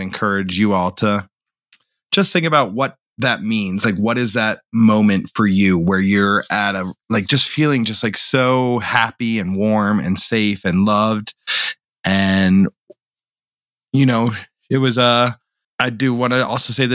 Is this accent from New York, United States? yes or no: no; Boulder, Colorado, United States; growing up in Boulder